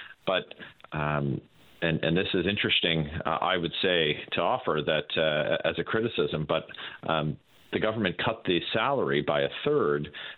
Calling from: Brockville, Ontario, Canada; I'm in Brockville, Ontario today.

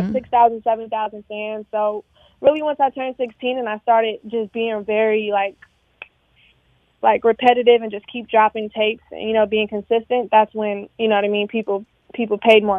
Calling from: New Jersey, United States

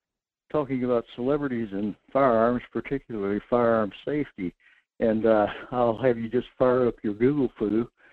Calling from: North Pole, Alaska, United States; This is … in North Pole.

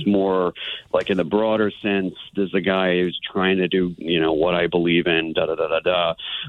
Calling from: Austin, Texas, United States; I'm calling in from Texas, from Austin, about an hour and a half from Waco.

